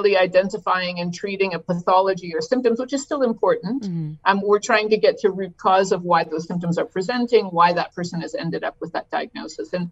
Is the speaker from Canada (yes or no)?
yes; Canada; I'm Canadian. I was trained in Canada